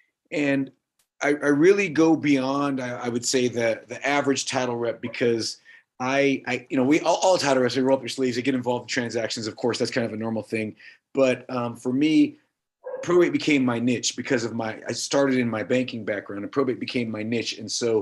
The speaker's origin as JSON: {"language": "English", "town": "Pomona", "region": "California", "country": "United States", "tie": "born or raised there", "also_born_or_lived": "Oxnard, California / San Gabriel Valley, California", "said": "I was raised in Southern California my whole life, moved to the Pomona area, and that's where I grew up the rest of the time."}